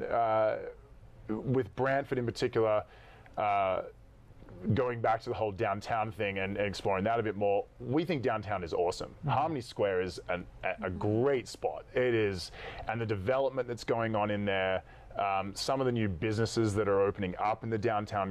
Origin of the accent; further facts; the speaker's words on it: Australia; accent: Australian; My Australian accent